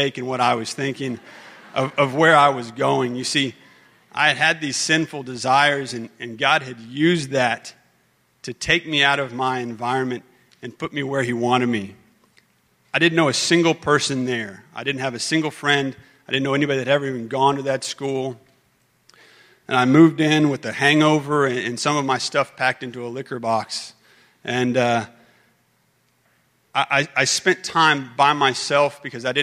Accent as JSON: {"language": "English", "town": "Austin", "region": "Texas", "country": "United States", "tie": "born or raised there", "said": "I was born in Austin"}